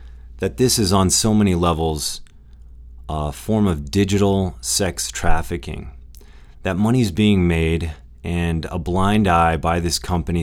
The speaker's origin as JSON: {"language": "English", "country": "United States", "said": "as an American"}